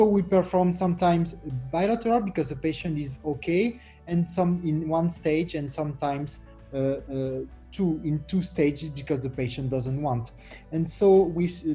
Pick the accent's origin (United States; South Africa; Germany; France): France; I'm from France, Versailles Hospital